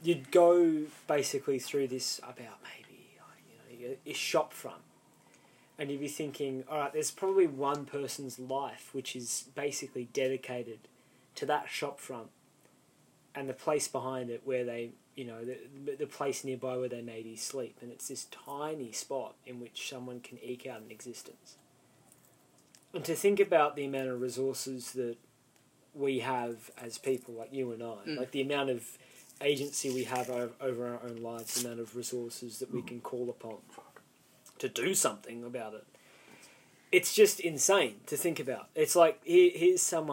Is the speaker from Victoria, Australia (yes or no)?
yes; Melbourne, Victoria, Australia; I was born in East Melbourne